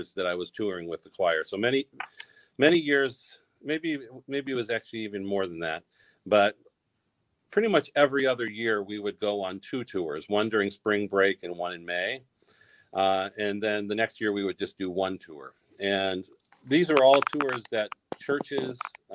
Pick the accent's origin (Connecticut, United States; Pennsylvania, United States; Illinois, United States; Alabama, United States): Pennsylvania, United States; Pittsburgh; also born or lived in New York; now in North Dakota, United States; I was born in Pittsburgh and lots of family there